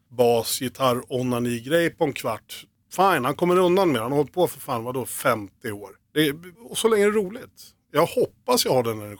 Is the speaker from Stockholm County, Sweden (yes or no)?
no; Oxelösund, Södermanland, Sweden; born or raised there; also born or lived in Nyköping